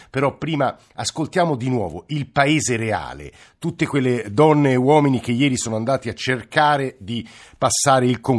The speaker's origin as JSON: {"language": "Italian", "region": "Sicily", "country": "Italy"}